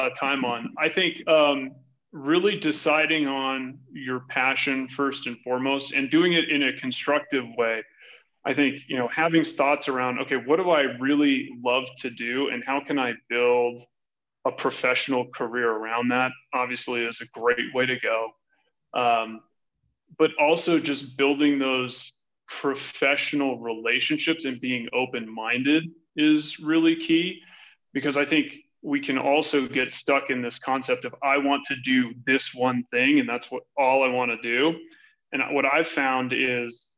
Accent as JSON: {"language": "English", "area": "Oahu", "region": "Hawaii", "country": "United States", "tie": "born or raised there", "moved": "as an adult", "lives_now": "Denver, United States", "said": "I'm originally from Hawaii. I was born and raised there, and I left the island of Oahu when I was 18."}